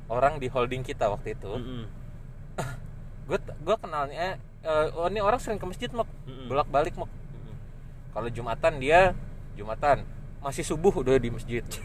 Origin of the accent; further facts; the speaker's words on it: Bandung, West Java, Indonesia; gue kan sebagai uh, gue orang Bandung kan.